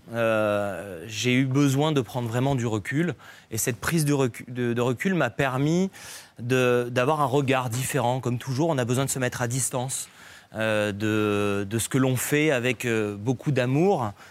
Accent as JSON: {"language": "French", "town": "Nice", "region": "Provence-Alpes-Côte d'Azur", "country": "France", "tie": "born or raised there", "said": "j'ai grandi à Nice"}